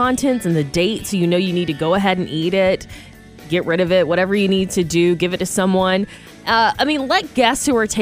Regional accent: Georgia, United States; now in California, United States; educated growing up in Georgia

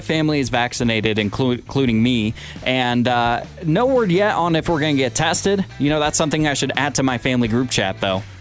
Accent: Washington, United States; moved away; my home state of Washington

